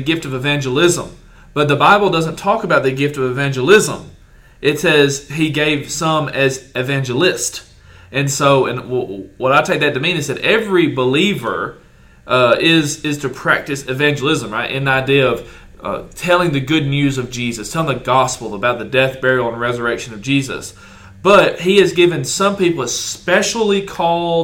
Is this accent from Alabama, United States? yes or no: yes; Hartselle, Alabama, United States; my hometown in Hartsell, Alabama